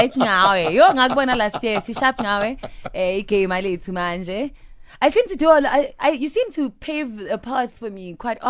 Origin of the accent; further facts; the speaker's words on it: South Africa; I'm a South African